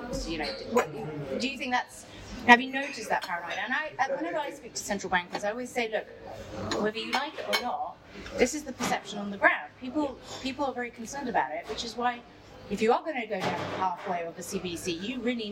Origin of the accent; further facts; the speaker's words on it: United Kingdom; I, as a Brit